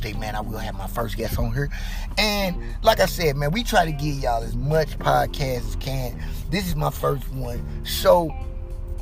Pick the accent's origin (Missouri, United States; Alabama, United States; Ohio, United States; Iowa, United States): Missouri, United States; St. Louis; I'm born and raised in St. Louis